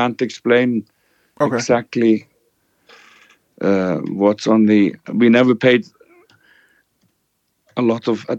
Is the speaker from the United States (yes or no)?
no; Iceland; moved away as an adult; also born or lived in England